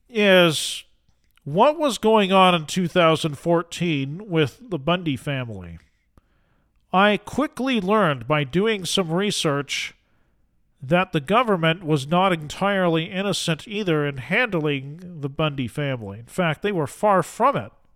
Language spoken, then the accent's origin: English; Utah, United States; I am from Utah.